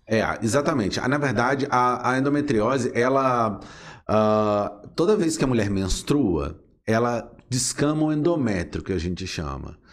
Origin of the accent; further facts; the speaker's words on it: Resende, Rio de Janeiro, Brazil; eu sou nascido em Resende, né? A cidade aqui vizinha